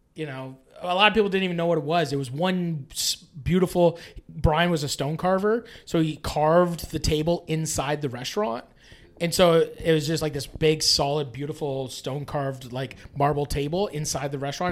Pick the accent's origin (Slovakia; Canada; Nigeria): Canada; I'm from Canada